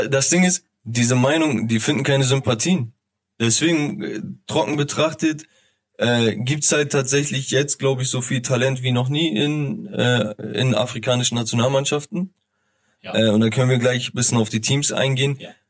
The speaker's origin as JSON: {"language": "German", "country": "Turkey", "said": "Also ähm, viel, viele, die, die mich kennen, wissen, okay, ich bin Türke."}